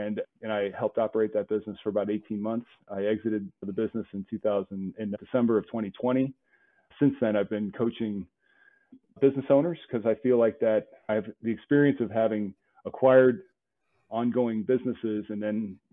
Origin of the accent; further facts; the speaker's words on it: St. Louis, Missouri, United States; I grew up in St. Louis